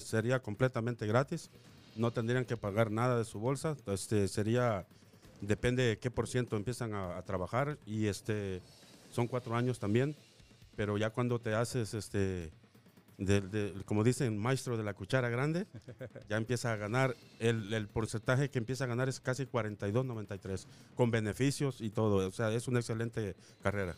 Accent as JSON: {"language": "Spanish", "country": "El Salvador", "moved": "yes", "lives_now": "Las Vegas, United States", "said": "soy inmigrante salvadoreño"}